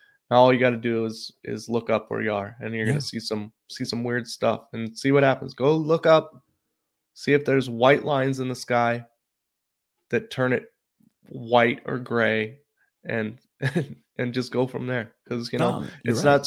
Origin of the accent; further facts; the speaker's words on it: Oregon, United States; I grew up in Oregon, you know, nobody had an AC when I was little.